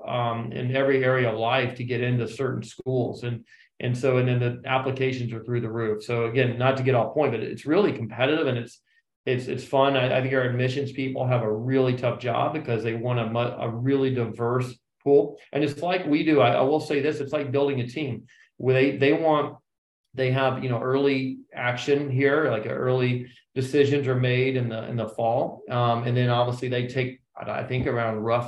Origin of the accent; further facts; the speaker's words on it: Charlotte, North Carolina, United States; now in Princeton, United States; you and I grew up in Charlotte